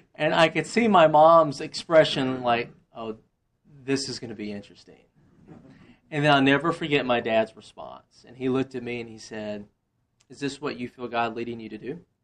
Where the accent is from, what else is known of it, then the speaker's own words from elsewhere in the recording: Monroe, Louisiana, United States; moved away as an adult; also born or lived in Slidell, Louisiana / Woodstock; now in Roswell, United States; I grew up in Monroe